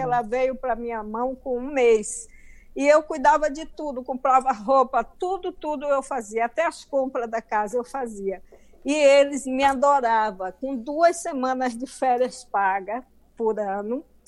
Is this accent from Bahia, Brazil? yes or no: yes; Bahia, Brazil; accent: baiano; moved away as an adult; now in United States; sempre falei com o meu acento, com o meu sotaque baiano